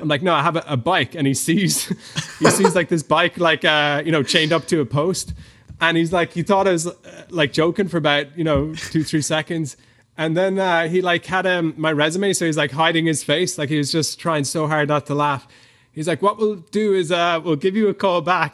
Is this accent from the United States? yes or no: no; Ireland; moved away as an adult; I'm from Ireland. I grew up, uh, in a pretty normal Irish family.